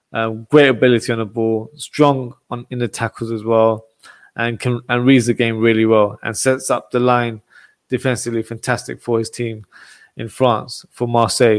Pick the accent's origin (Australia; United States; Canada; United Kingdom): United Kingdom; England; my home country, England.